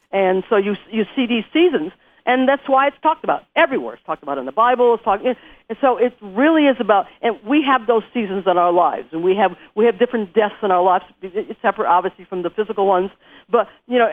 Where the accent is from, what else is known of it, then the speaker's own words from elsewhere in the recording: Western New York, United States; moved away as an adult; also born or lived in California; I'm actually from a place up in Western New York, which is, you know, farmland